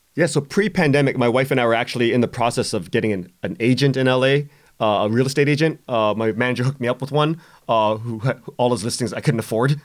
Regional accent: Canada; we're Canadian

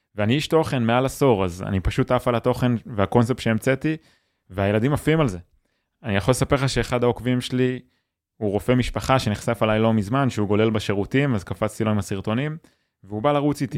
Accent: Yotvata, Southern District, Israel; נולדתי בקיבוץ

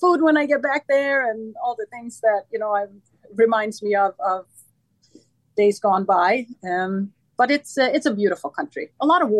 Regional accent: Sweden; moved away as an adult; also born or lived in Stockholm, Sweden; now in United States; when I was 19, I was recruited to play in the top league in Stockholm, the capital of Sweden. And the journey was from my hometown to Stockholm

